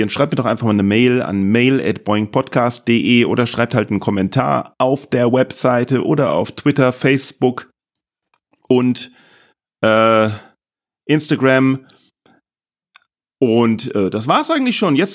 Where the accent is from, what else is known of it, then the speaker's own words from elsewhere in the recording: Boston, Massachusetts, United States; now in Germany; Aus Boston. Ah, ja. Ich komme aus Boston.